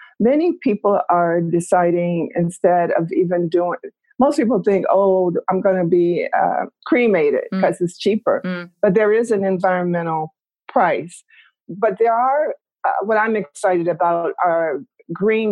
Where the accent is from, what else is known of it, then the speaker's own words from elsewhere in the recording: Detroit, Michigan, United States; moved away; also born or lived in Eugene, Oregon / New York; We were born and raised in Detroit on welfare